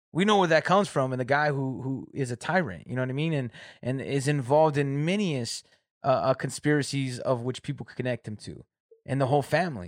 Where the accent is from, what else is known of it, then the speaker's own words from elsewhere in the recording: Corona, California, United States; moved away as an adult; now in Michigan, United States; I'm from Southern California, Riverside, Corona area